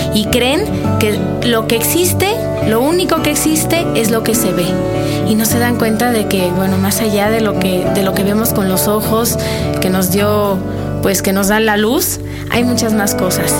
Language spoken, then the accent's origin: Spanish; Mexico; como mexicanos